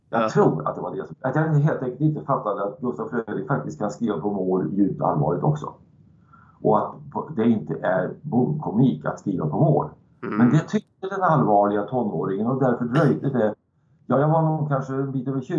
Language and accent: Swedish; Värmland, Sweden; en, en, sak som man hade fått lära sig tidigt som värmlänning